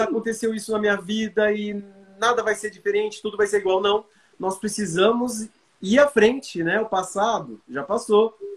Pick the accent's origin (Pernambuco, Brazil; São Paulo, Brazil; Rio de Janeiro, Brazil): São Paulo, Brazil; Bauru; lá da minha terra natal, Bauru